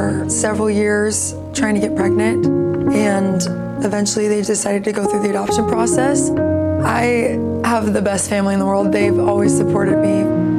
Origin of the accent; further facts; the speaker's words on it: Gilbert, Arizona, United States; Gilbert, Arizona.